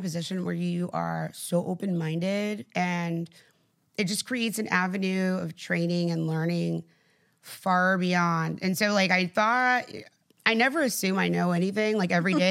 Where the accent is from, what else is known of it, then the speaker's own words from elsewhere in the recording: South Texas, United States; I grew up, like, in South Texas.